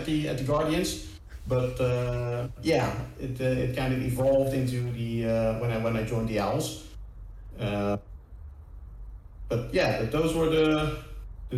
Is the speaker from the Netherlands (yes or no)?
yes; Netherlands; I'm from Holland